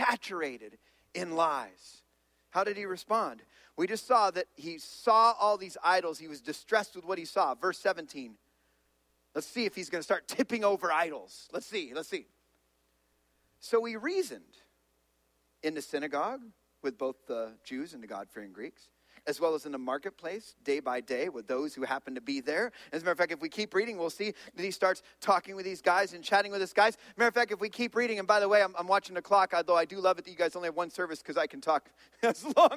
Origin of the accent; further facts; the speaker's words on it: California, United States; I'm from California